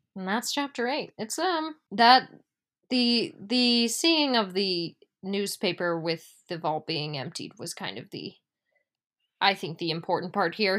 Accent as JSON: {"language": "English", "country": "United States", "said": "we are American"}